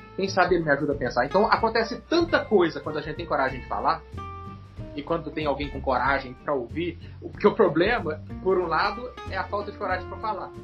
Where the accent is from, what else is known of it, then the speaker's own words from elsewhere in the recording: Minas Gerais, Brazil; Como um bom mineiro, eu vou dizer, uai, uai